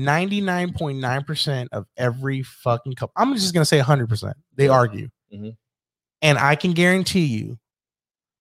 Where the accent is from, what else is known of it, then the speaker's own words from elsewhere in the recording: Puerto Rico; now in United States; I'm still Puerto Rican. I'm a Hispanic American